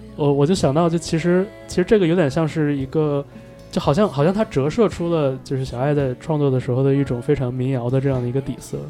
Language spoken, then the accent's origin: Chinese; northern China, China; 我也是在北方长大的